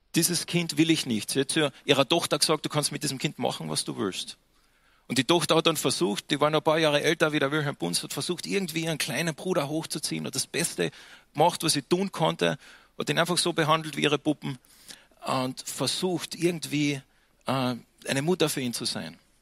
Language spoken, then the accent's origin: German; Austria; für mich am Anfang als Österreicher